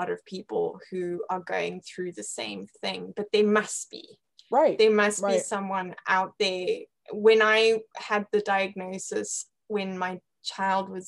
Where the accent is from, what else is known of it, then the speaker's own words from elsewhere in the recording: Zimbabwe; accent: British; Yeah yeah, I'm, I'm from Zimbabwe and um, my mom is British and uh, hence the the British accent.